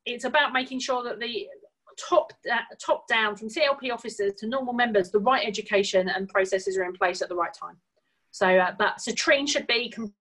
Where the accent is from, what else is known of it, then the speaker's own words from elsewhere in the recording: United Kingdom; I'm a British Jew